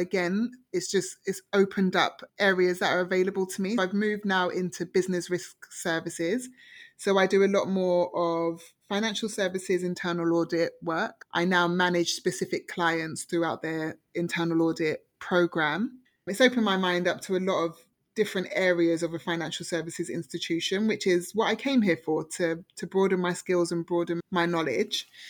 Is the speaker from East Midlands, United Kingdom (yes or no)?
no; London, United Kingdom; moved away as an adult; also born or lived in Oxford; now in Toronto, Canada; I grew up in Harlesden